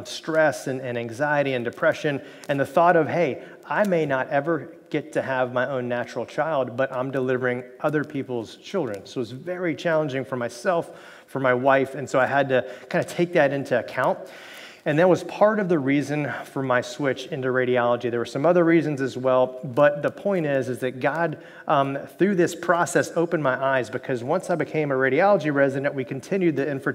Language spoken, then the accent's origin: English; Miami, Florida, United States; I grew up in Miami, Florida